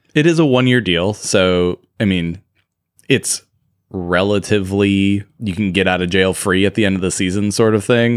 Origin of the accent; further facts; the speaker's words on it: United States; we are good American boys